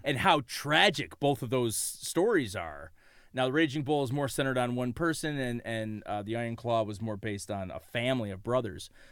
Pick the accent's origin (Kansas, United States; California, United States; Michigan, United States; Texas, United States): Michigan, United States; Detroit; we are from Detroit